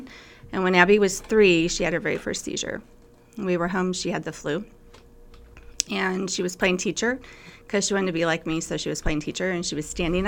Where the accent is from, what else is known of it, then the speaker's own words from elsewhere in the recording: McCook, Nebraska, United States; my family lives on a farm. We farm north of McCook about 10 miles. And so we went to school at Red Valley